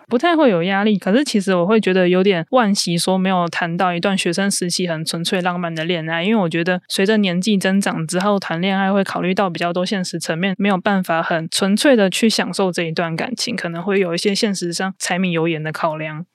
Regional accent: southern Taiwan, Taiwan; moved away as an adult; also born or lived in Taipei; now in northern Taiwan; 我现在是在北部工作，那我是南部人

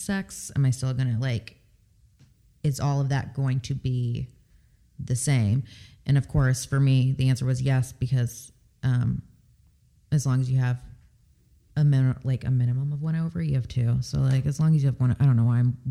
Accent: California, United States; moved away; also born or lived in the Deep South; I'm originally from California.

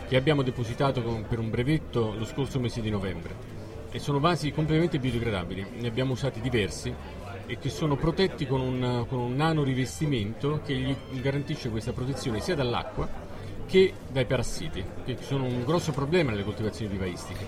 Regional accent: Salerno, Campania, Italy; noi siamo di Salerno

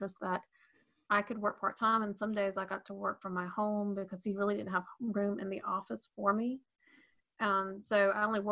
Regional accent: Atlanta, Georgia, United States; my parents are from Maryland, but I was raised in the Atlanta area. So technically I'm a Southerner with Northern parents

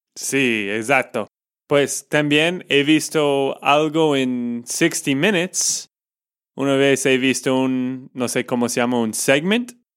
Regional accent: Texas, United States; de Texas, Estados Unidos

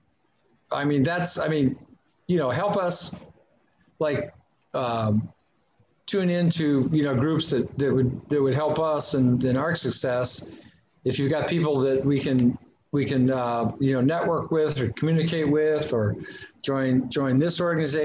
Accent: Erie, Pennsylvania, United States; moved away as an adult; also born or lived in California / Chicago; now in Tampa, United States; I grew up in Erie, Pennsylvania

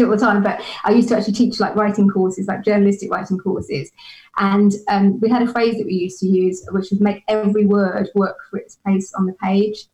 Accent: United Kingdom; being British

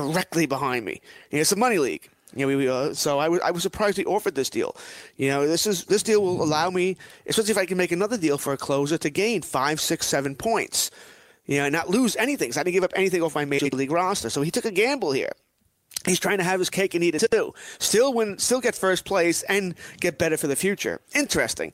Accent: Elmont, New York, United States; I grew up in Elmont, about maybe 2-3 miles from the track.

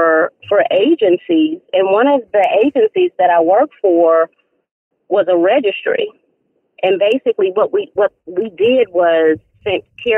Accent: Nashville, Tennessee, United States; now in Raleigh, United States; We would have to take it back to Nashville, Tennessee. We would have to take it back to my hometown now.

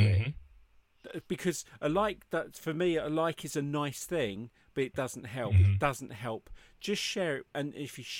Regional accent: United Kingdom; moved away; I'm British.

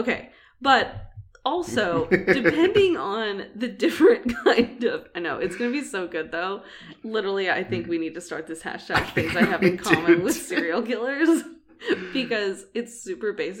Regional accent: Oklahoma City, Oklahoma, United States; I was, like, 15, female, living in Oklahoma City

